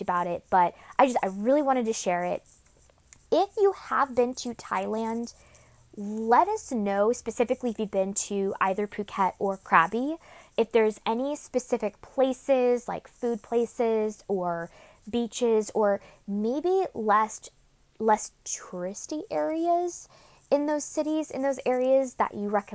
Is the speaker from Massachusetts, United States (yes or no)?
no; Sacramento, California, United States; Sacramento, since that is the heart and gold, my hometown, where I grew up and was raised